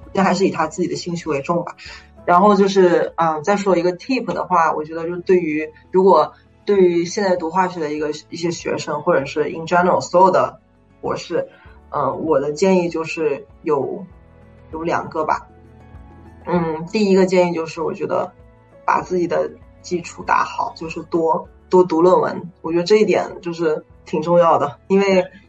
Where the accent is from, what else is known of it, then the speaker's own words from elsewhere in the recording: China; moved away as an adult; now in United States; 因为我是中国人